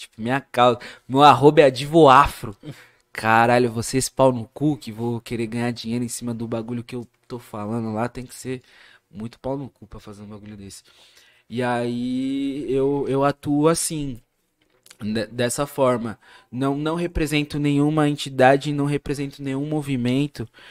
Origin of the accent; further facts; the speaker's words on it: ABC Paulista, São Paulo, Brazil; Sou da ABC